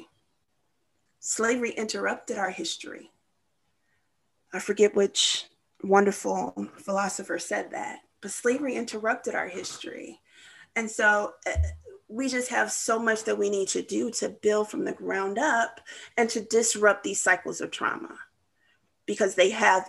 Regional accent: St. Charles, United States; I came from St. Charles

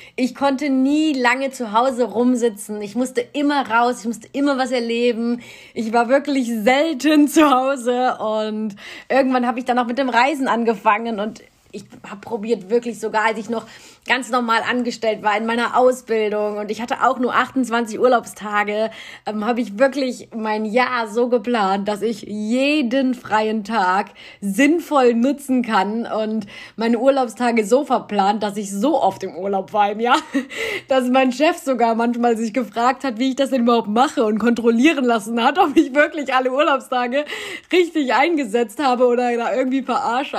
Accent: Cologne, North Rhine-Westphalia, Germany; Ich bin in Köln geboren, also eine richtige kölsche Frohnatur.

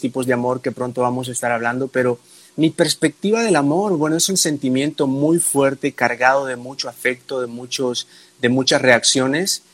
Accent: El Salvador; soy del Salvador

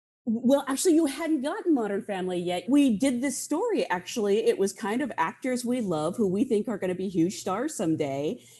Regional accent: Salem, Oregon, United States; now in Los Angeles, United States; I'm from Salem, Oregon. I used to do drama competitions in Grants Pass.

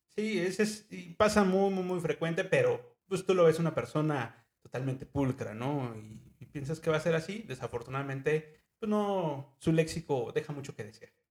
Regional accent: Mexico City, Mexico; moved away; also born or lived in Ecatepec, State of Mexico; Yo nací en Lomas de Chapultepec este, la verdad, es una casa muy, muy, muy bonita.

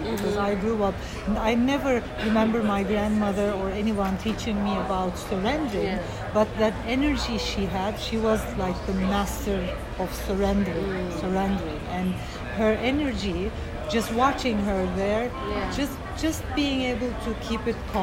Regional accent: Izmir, Turkey; I was born in Turkey and grew up in Izmir

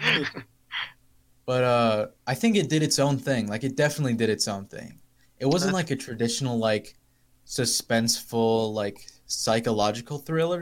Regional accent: United States; I'm from America

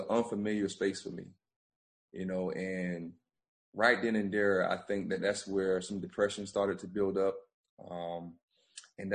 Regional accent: Bamberg, South Carolina, United States; moved away as an adult; now in Myrtle Beach, United States; we went door to door to 10 families in Bamber in my hometown

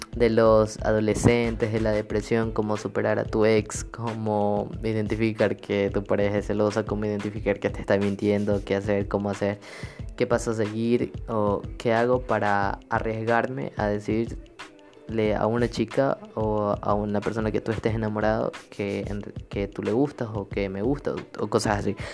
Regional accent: Ecuador; actualmente estoy viviendo en mi país, en mi hermoso país Ecuador

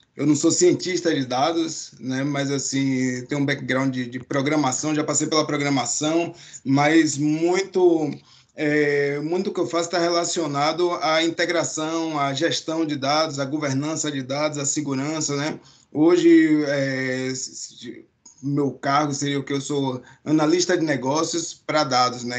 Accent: Salvador, Bahia, Brazil; moved away as an adult; now in Canada; de onde eu vim, vim de Salvador, Bahia, né? Então, já tem 10 anos aqui no Canadá

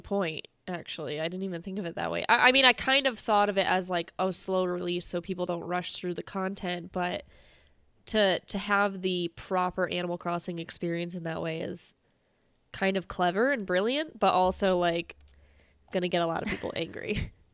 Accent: Massachusetts, United States; I'm from Massachusetts

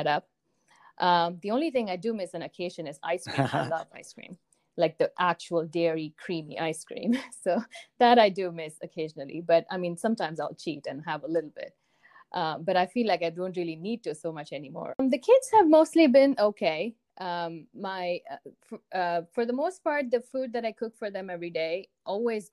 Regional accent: Chennai, Tamil Nadu, India; moved away as an adult; also born or lived in northwestern India / Ohio; now in United States; I grew up in a city called Chennai in the south of India. That's where I was born. And I lived there until after high school.

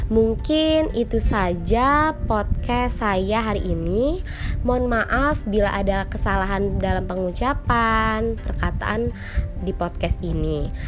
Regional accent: Bandar Lampung, Lampung, Indonesia; berasal dari Bandar Lampung, kelompok 55.

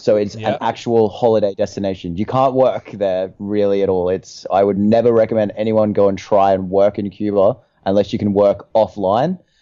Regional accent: Australia; moved away

